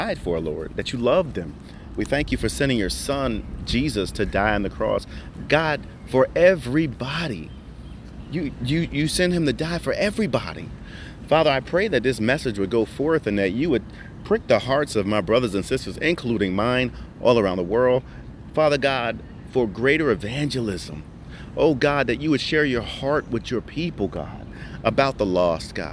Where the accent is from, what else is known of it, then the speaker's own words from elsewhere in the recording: New Jersey, United States; moved away; I'm originally from Jersey, so when I say better, it sounds like better.